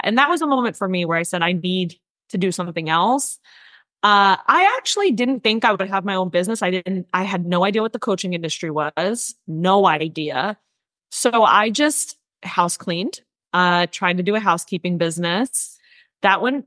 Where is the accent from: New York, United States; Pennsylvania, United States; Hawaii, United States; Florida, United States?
New York, United States; north of Manhattan; I grew up in New York, born and raised in New York. I grew up outside of the city. So I was about 45 minutes to an hour, depending on traffic, north of Manhattan